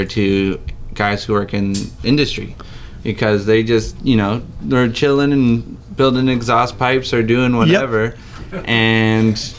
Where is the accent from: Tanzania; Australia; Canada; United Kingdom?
Tanzania; moved away; I grew up in Tanzania